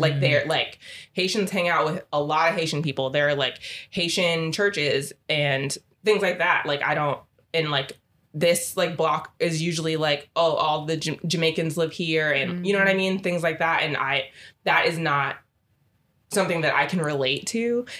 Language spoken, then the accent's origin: English; Trinidad & Tobago; I'm Trinidadian, I don't really care if you know or not.